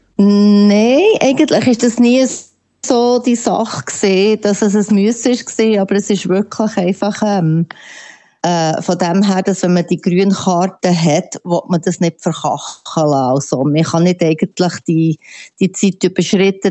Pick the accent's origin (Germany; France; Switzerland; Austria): Switzerland; now in White Rock, Canada; ich bin immer ein Schweizer